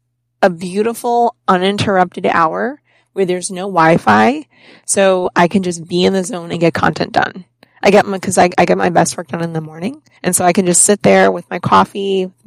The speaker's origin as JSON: {"language": "English", "region": "Connecticut", "country": "United States", "also_born_or_lived": "Florida / New York / Boston", "lives_now": "Rhode Island, United States", "said": "I'm originally from Connecticut. I lived in Florida for 9 years. I lived in New York. I've lived in Boston for a decade, and we just bought a house in Rhode Island."}